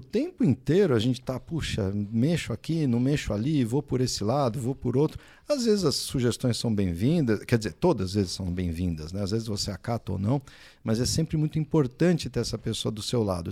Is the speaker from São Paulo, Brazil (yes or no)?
yes; São Paulo, Brazil; moved away as an adult; now in São José dos Campos, Brazil; eu sou de São Paulo, nasci em São Paulo, fiz faculdade lá, na USP, residência também lá